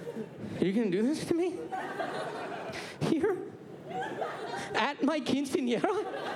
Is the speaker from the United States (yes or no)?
yes; Arizona, United States; I grew up in Arizona